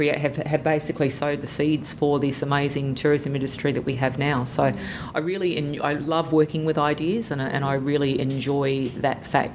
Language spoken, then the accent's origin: English; Sydney, New South Wales, Australia; moved away as an adult; now in Cairns, Australia; I've lived here for just over 25 years. And to be honest, I came from Sydney.